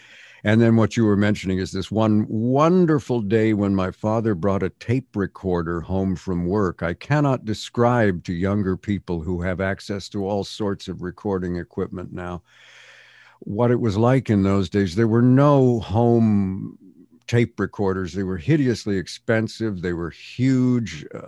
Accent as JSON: {"language": "English", "town": "Montreal", "region": "Quebec", "country": "Canada", "tie": "born or raised there", "also_born_or_lived": "England", "moved": "yes", "lives_now": "United States", "said": "Yeah, well, I was born in England, and but we left when I was two, so I have no conscious memory of England at all. Mm-hmm. And we ended up in Montreal, Canada, where I spent my formative years."}